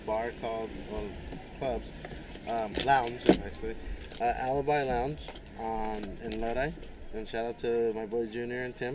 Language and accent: English; Michoacán, Mexico; now in United States; we try to stay true to our Mexican roots, because I'm from Michoacán